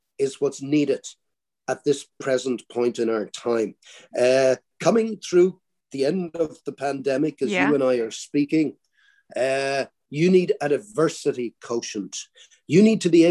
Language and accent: English; Ireland; I spoke good Irish because I came from the Gaeltacht